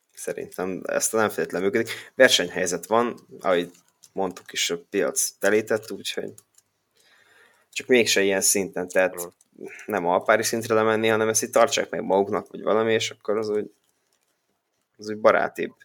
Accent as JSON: {"language": "Hungarian", "town": "Békéscsaba", "region": "Békés", "country": "Hungary", "said": "Békés Csaba, én is"}